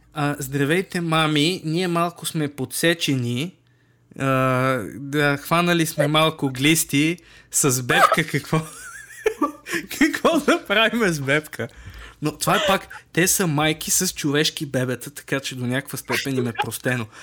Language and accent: Bulgarian; Bulgaria; сме си от тази държава